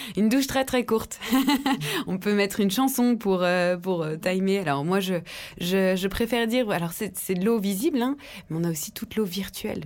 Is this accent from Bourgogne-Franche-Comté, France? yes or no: yes; Dijon, Bourgogne-Franche-Comté, France; depuis ma, tendre enfance en Bourgogne, en Côte d'Or, j'ai grandi à Dijon